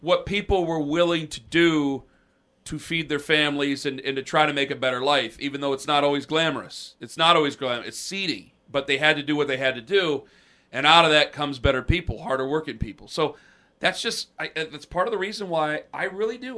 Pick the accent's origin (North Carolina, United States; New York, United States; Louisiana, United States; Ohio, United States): Ohio, United States; Canton; also born or lived in Akron, Ohio; now in Cleveland, United States; I'm born in Canton